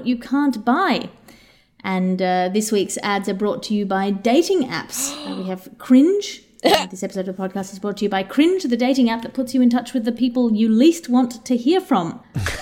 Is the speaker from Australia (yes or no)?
yes; Australia; moved away; As an Australian, as somebody who's come from a country which knows about invasive species